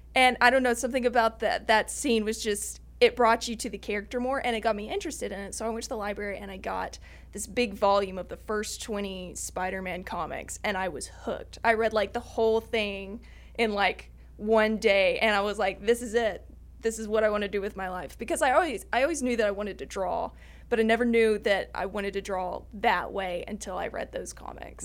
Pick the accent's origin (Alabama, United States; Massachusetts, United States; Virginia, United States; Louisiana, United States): Alabama, United States; Lower; also born or lived in mountains of North Carolina, United States; now in North Carolina, United States; I am from Lower Alabama, but I've lived here in the mountains for ten years.